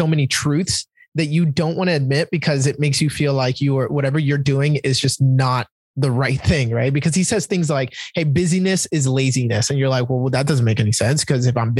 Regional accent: Dominican Republic; now in United States; I grew up in Dominican Republic with like a tin roof over my head

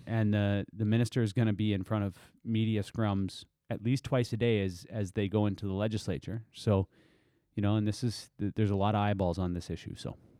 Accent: Tsartlip Reserve, British Columbia, Canada; I grew up on Sartlope Reserve

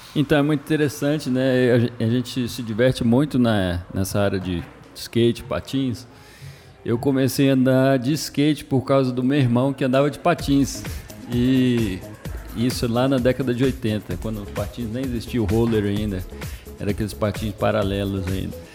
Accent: Brazil; also born or lived in Belo Horizonte, Minas Gerais / São Bernardo do Campo, São Paulo; now in Anápolis, Brazil; Eu sou de São, São Bernardo do Campo, mas eu morava em Belo Horizonte. Depois eu fui morar em São Bernardo.

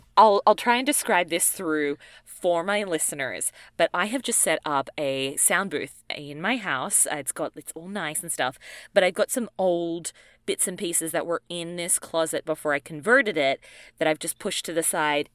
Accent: Australia; I'm from Australia

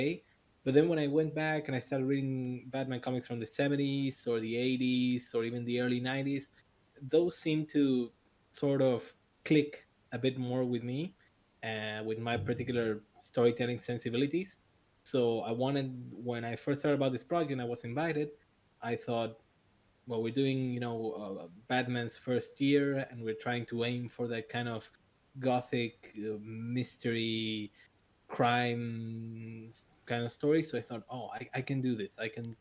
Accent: Buenos Aires, Argentina; I'm from Buenos Aires, Argentina

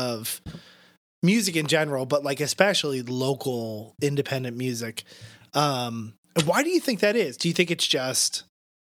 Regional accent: Philly suburbs, New Jersey, United States; in the Philly suburbs. And when they find out it was New Jersey

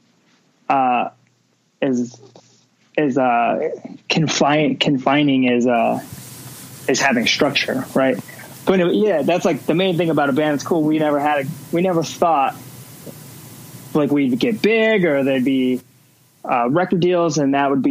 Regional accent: Las Vegas, Nevada, United States; growing up in Vegas, a lot of people are trying to get out of here

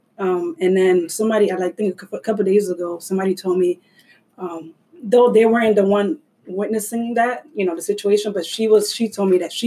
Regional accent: Orlando, Florida, United States; moved away; I was in my hometown in Orlando

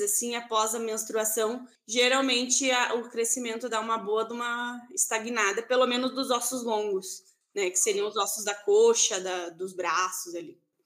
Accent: Santa Maria, Rio Grande do Sul, Brazil; moved away as an adult; now in Erechim, Brazil; Eu sou de Santa Maria, eu me formei, enfim, fiz toda a minha formação ali na UFSM, em Santa Maria. E hoje em dia eu moro aqui em Erechim

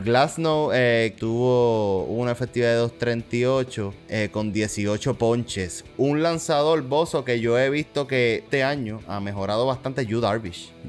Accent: Puerto Rico; nosotros somos puertorriqueños

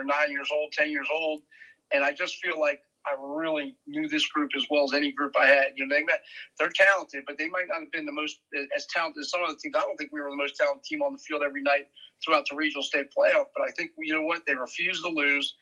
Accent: Vienna, Virginia, United States; I grew up in Vienna. I lived on Nutley Street my whole life, 2 minutes from Madison High School

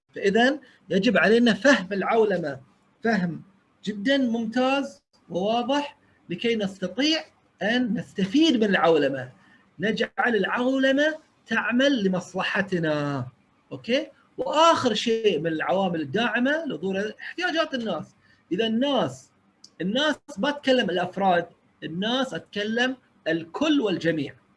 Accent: Bahrain; انا اول بحريني

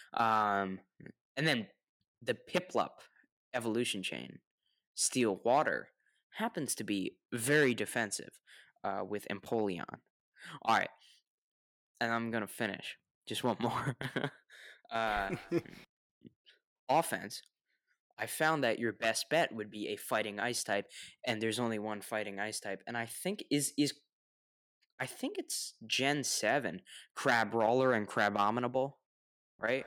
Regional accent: United States; I'm the American that pronounces the word

